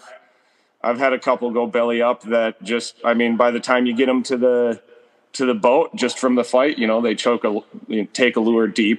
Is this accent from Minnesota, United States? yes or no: yes; Rainy River, Minnesota, United States; I grew up right on the Rainy River